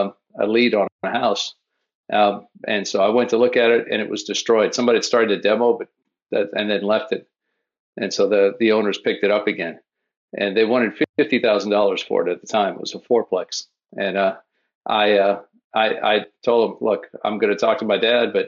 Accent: New Orleans, Louisiana, United States; now in Florida, United States; I grew up in New Orleans, but I've been in Florida for 30 years

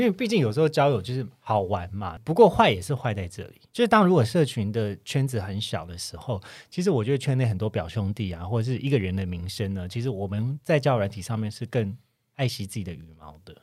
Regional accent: Kaohsiung, Taiwan; now in Taipei, Taiwan; 像我就是高雄人，可是我住在台嗯北，也住一段时间

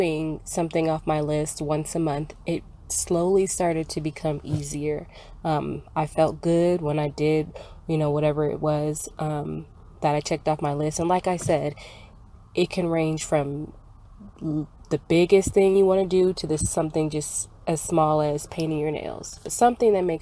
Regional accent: Dallas, Texas, United States; I am from Dallas, Texas.

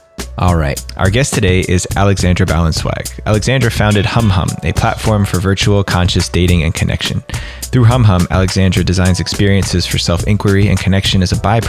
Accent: New Jersey, United States; accent: New Jersey; moved away; my New Jersey accent

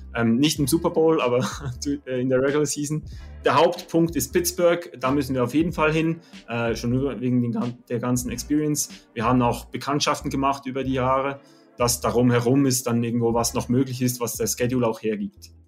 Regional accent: Oberkirch, Lucerne, Switzerland; ich komme aus Oberkirch in der Schweiz, so in, genau in der Mitte

